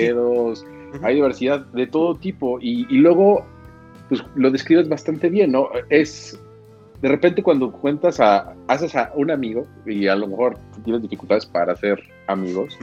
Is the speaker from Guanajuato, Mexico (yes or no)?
yes; a town in Guanajuato, Mexico; mi pueblo guanajuatense, en el que crecí de setenta mil habitantes